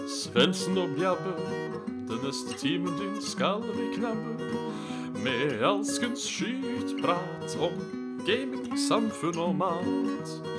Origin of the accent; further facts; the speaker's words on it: Hønefoss / Ådalen, Buskerud, Norway; siden vi er fra Hønefoss og Ådalen